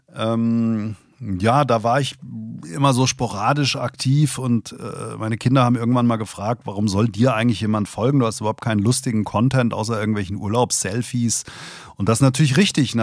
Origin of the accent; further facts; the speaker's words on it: Hesse, Germany; Als Hesse